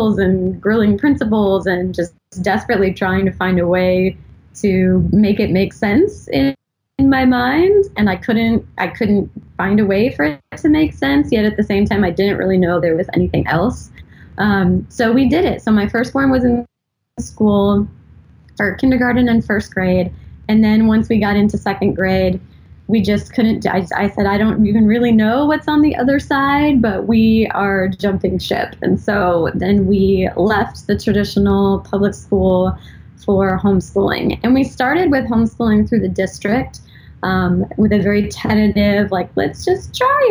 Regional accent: San Diego, California, United States; moved away as an adult; now in Pacific Northwest, United States; I am originally from San Diego, and we moved here just over a year ago

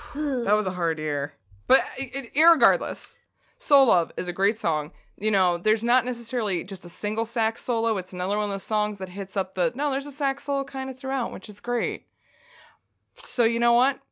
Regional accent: United States; we're from America

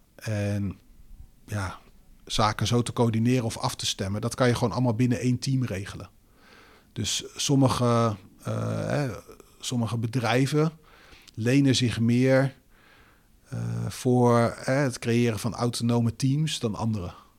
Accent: Netherlands; wij als Nederlanders

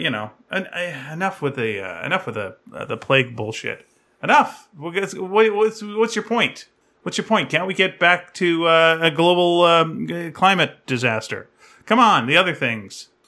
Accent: Delta, British Columbia, Canada; moved away; when I was growing up in North Delta

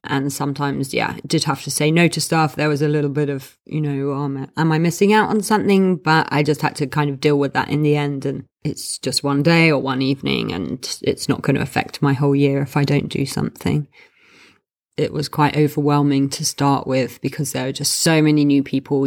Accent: London, United Kingdom; I am from London

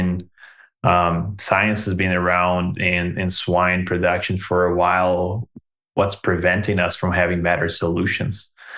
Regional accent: Belo Horizonte, Minas Gerais, Brazil; now in Canada; I'm from this tiny little town with 4 million people called Belo Horizonte.

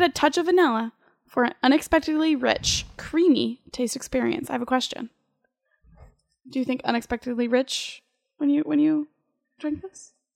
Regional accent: Central Ohio, United States; I'm from Central Ohio

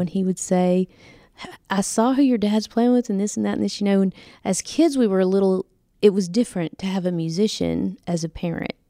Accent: Nashville, Tennessee, United States; moved away as an adult; now in Los Angeles, United States; I was born and raised in Nashville

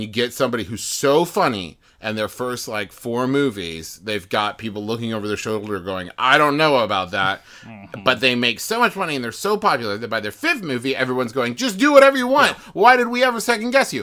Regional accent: West Virginia, United States; I was raised in West Virginia

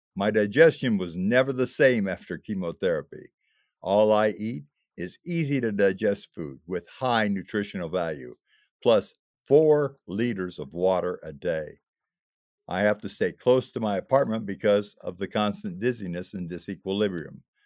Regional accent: Illinois, United States; moved away as an adult; my hometown in Illinois

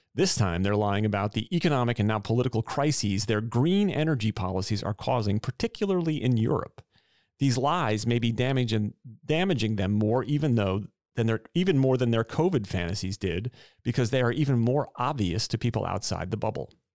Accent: New York City, New York, United States; Being a New Yorker

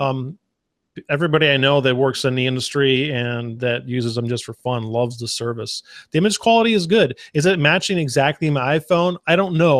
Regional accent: Arizona, United States; now in Texas, United States; I grew up in the desert. I grew up in Arizona

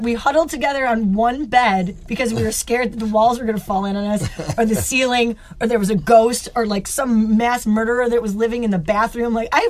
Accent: Rochester, New York, United States; also born or lived in California; We're from Rochester.

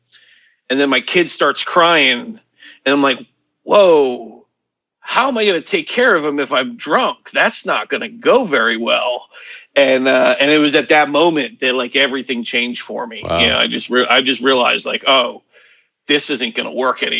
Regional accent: Hollywood, Florida, United States; I was born in Hollywood, Florida

